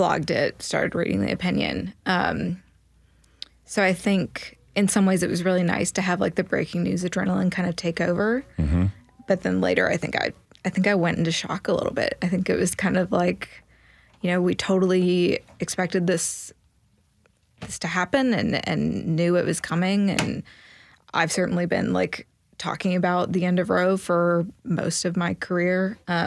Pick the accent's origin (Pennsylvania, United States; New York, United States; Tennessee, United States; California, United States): Tennessee, United States; Crockett County, West; So I grew up in rural West Tennessee. I grew up in Crockett County.